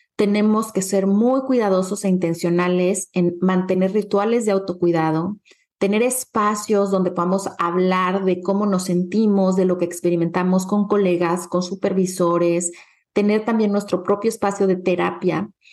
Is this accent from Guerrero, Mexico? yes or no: yes; Acapulco, Guerrero, Mexico; moved away; Acapulco es como un segundo hogar para mí, es un lugar en el que crecí